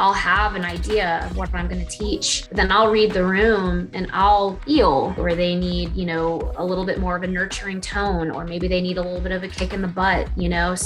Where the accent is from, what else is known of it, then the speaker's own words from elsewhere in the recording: Atlanta, Georgia, United States; I'm from Atlanta, Georgia, still live here